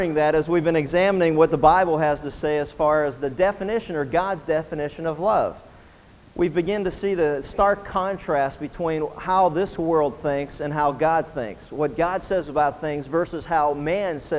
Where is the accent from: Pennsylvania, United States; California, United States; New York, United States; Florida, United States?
Pennsylvania, United States; as a teenager growing up in Pennsylvania